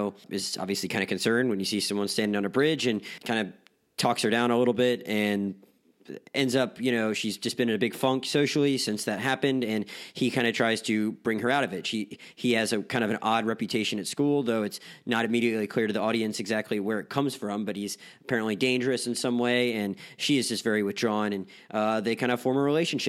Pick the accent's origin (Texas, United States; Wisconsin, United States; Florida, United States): Florida, United States; Pensacola; Pensacola, which is my hometown